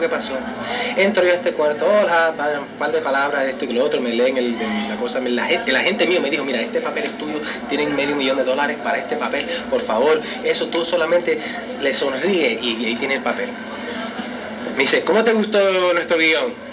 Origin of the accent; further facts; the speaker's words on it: New York City, New York, United States; yo fui nacido y criado en Brooklyn y New York y todo. Yo soy neoyorquino